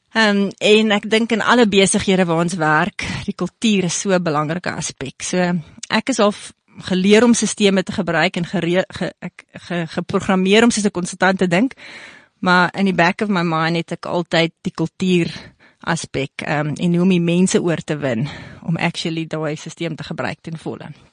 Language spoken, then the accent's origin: Afrikaans; South Africa; also born or lived in Canada; Ons het in Vierend groot geword langs die tennisbaan